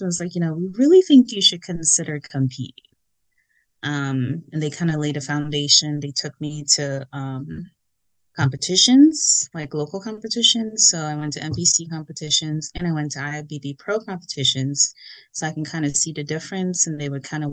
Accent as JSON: {"language": "English", "country": "Guyana", "moved": "yes", "lives_now": "United States", "said": "I am from Guyana. Been in America a long time, so have my citizenship and all that good stuff."}